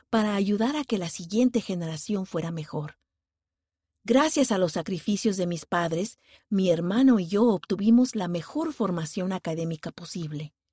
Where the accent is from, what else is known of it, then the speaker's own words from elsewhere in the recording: Honduras; Nací y me crié en Honduras, un país lleno de oportunidades, pero con un estilo de vida desafiante.